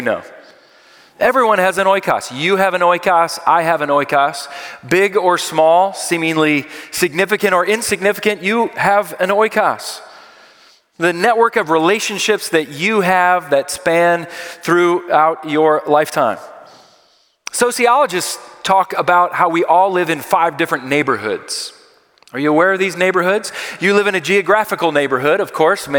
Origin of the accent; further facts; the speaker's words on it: Philadelphia, Pennsylvania, United States; I am from Philadelphia